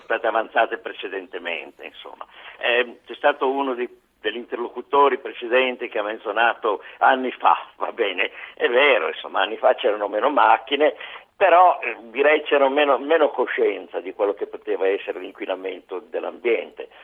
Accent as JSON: {"language": "Italian", "town": "Bergamo", "region": "Lombardy", "country": "Italy", "said": "io sono di Bergamo"}